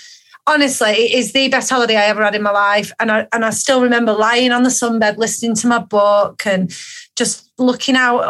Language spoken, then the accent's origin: English; Manchester, North West England, United Kingdom; accent: Manc; my little mank accent